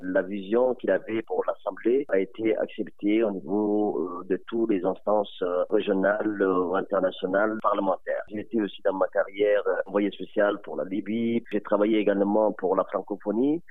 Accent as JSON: {"language": "French", "country": "Djibouti", "said": "chez nous à Djibouti"}